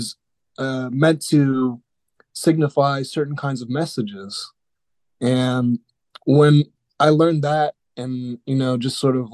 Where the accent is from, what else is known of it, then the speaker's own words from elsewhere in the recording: Dallas, Texas, United States; I'm originally from Dallas, Texas